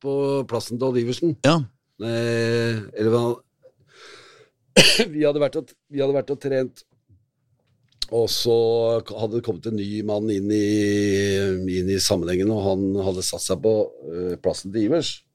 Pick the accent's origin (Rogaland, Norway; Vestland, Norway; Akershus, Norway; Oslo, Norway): Oslo, Norway; var oppvokst i Kristian Wiskes